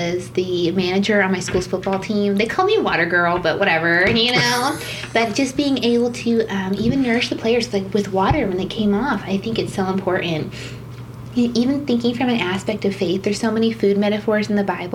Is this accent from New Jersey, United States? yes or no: no; Tucson, Arizona, United States; also born or lived in Bermuda; I definitely consider Arizona my home, definitely Tucsonian.